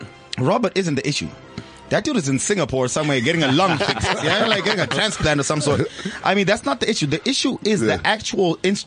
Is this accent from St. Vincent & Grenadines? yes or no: no; Morocco; My home country, Morocco.